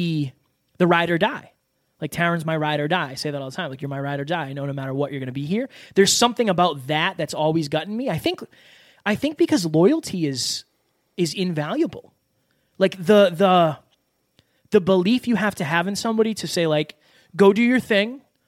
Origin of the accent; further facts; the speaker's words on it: Louisiana, United States; I'm from Louisiana, this small town, like, you know, not meant to be anything.